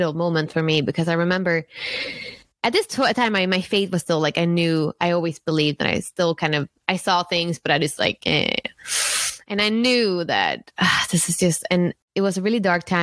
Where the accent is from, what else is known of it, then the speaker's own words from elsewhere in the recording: Sweden; moved away as an adult; also born or lived in San Francisco, United States; I'm from Sweden, born and raised in Sweden in a small town